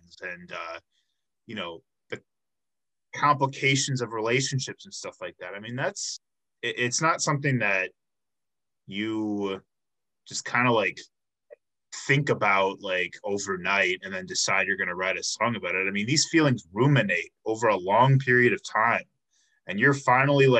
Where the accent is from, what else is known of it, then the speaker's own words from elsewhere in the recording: Chicago, Illinois, United States; now in Milwaukee, United States; I'm from Chicago, so I grew up eating